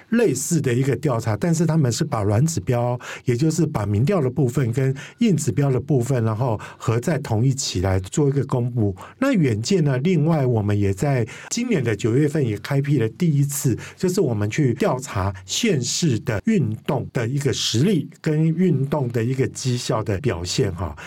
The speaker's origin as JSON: {"language": "Chinese", "region": "Kaohsiung", "country": "Taiwan", "tie": "born or raised there", "said": "我的故乡，也就是高雄高市"}